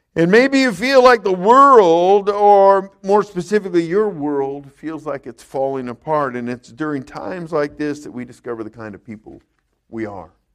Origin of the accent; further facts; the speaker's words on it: California, United States; moved away; I grew up in California. We had earthquakes all the time